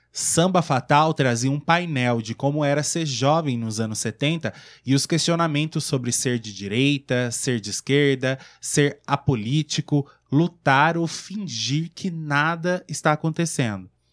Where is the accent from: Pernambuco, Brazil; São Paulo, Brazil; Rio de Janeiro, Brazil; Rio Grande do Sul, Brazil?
Rio de Janeiro, Brazil; eu sou carioca